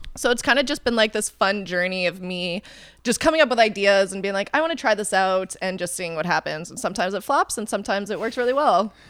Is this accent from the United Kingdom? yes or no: no; Calgary, Alberta, Canada; also born or lived in Vancouver, Canada; now in Toronto, Canada; I grew up in Calgary